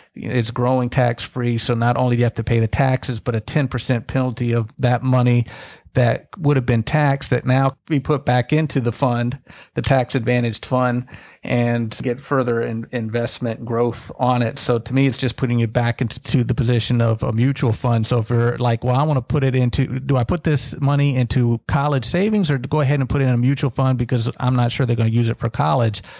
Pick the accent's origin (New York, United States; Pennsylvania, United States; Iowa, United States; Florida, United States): Florida, United States; Tallahassee; I grew up in Tallahassee, right by Florida State